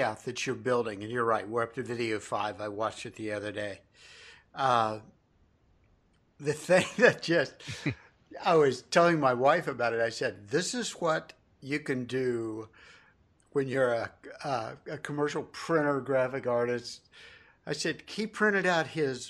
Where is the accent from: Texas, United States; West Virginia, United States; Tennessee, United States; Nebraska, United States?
West Virginia, United States; Huntington; I'm from the Huntington area